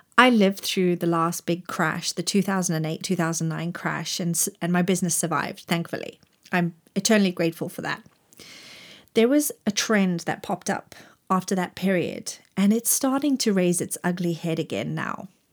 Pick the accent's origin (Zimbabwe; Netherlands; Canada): Zimbabwe; moved away as an adult; also born or lived in Grahamstown, South Africa; now in Cheshire, United Kingdom; I grew up in Zimbabwe and went to university in Grahamstown, South Africa.